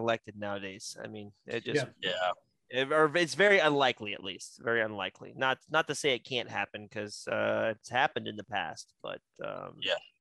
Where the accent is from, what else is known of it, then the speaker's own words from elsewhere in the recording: West Virginia, United States; I'm West Virginian, and we have a long, deep rooted history in West Virginia